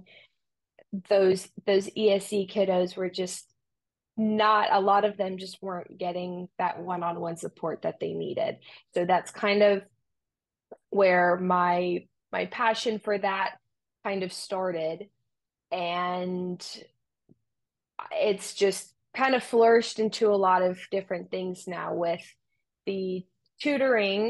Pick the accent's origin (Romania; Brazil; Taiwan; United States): Romania; moved away; I grew up in Romania